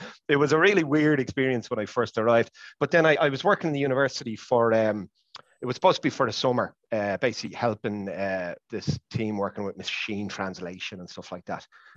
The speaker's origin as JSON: {"language": "English", "town": "Malahide", "region": "Leinster", "country": "Ireland", "tie": "born or raised there", "also_born_or_lived": "Stuttgart, Germany / Gothenburg, Sweden", "accent": "Dublin", "moved": "as an adult", "lives_now": "Sweden", "said": "as you might be able to tell from my accent, I'm from Dublin"}